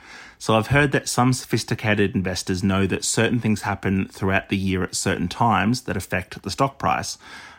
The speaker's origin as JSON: {"language": "English", "town": "Canberra", "region": "Australian Capital Territory", "country": "Australia", "said": "I'm 31 from Canberra and I love the show."}